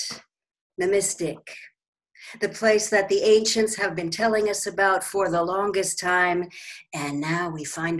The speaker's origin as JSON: {"language": "English", "region": "Washington", "country": "United States", "also_born_or_lived": "Seattle", "moved": "yes", "lives_now": "Sarasota, United States", "said": "we're both from Washington originally"}